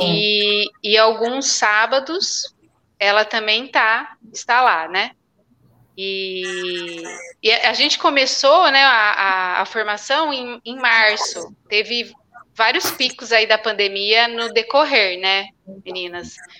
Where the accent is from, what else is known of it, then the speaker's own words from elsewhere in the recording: Brazil; eu sou de Ribeirão